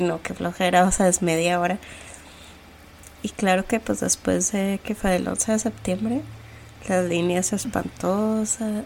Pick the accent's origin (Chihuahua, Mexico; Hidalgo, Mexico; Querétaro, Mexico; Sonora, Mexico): Chihuahua, Mexico; Ciudad Juárez; now in United States; las dos huimos un poquito de, Juárez